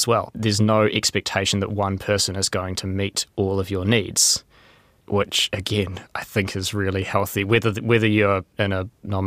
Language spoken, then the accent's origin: English; Wellington, New Zealand; I'm from Wellington.